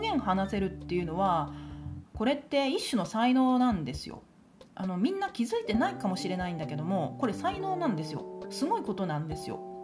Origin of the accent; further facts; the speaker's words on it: Japan; accent: regional Japanese dialect (non-standard, strong accent); first language a regional Japanese dialect; 私標準語が第一言語じゃないんですよまあ田舎者なのでね